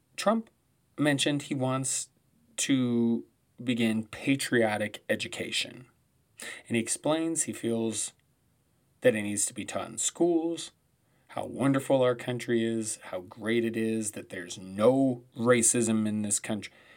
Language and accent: English; Colorado, United States; my home state of Colorado